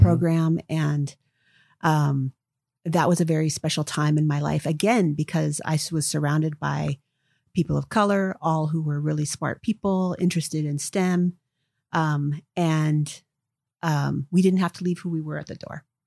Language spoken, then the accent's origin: English; Seattle, Washington, United States; grew up here, um, in the Seattle area